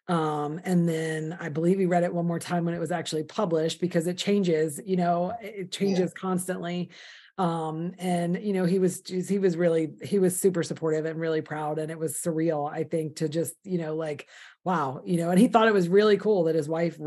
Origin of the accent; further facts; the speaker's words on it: the North, United States; now in the South, United States; I was too a Yankee. I live in the South now, but I'm from the North